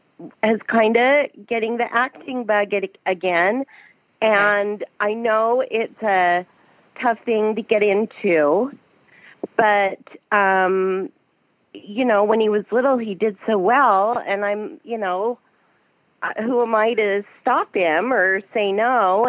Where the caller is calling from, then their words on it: Salt Lake City, Utah, United States; I'm calling from Salt Lake City, Utah.